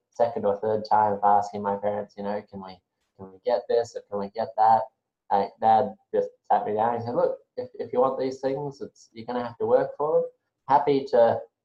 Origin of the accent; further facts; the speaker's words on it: Brisbane, Queensland, Australia; I've grown up on the south side of Brisbane for most of my life. So long time native.